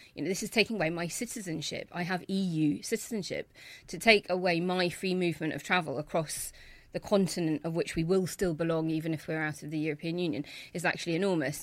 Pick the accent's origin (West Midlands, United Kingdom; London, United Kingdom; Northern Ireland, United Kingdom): Northern Ireland, United Kingdom; Belfast; I grew up in Belfast